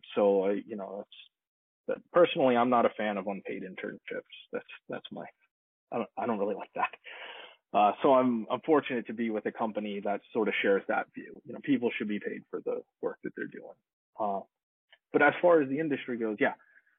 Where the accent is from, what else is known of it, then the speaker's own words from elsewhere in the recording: Long Island, New York, United States; moved away as an adult; now in Los Angeles, United States; I moved from Long Island, New York to Los Angeles back in 2007 to become an audio engineer.